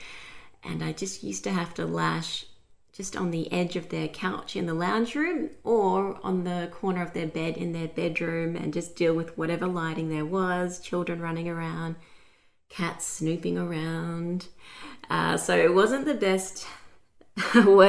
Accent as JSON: {"language": "English", "town": "Brisbane", "region": "Queensland", "country": "Australia", "said": "I'm from Brisbane, Australia"}